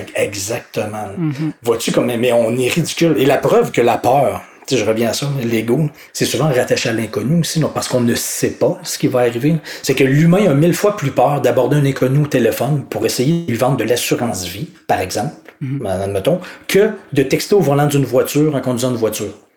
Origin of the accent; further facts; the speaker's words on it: Quebec, Canada; accent: Québécois; en tant que Québécois